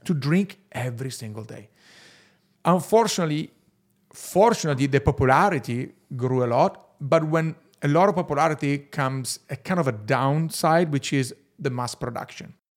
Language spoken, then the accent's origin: English; Verona, Veneto, Italy; English is a second language; I'm from Verona, and Verona is actually the typical northern Italian city